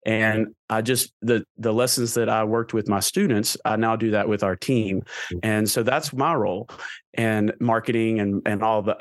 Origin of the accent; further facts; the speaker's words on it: Murfreesboro, Tennessee, United States; I grew up in Murfreesboro, Tennessee.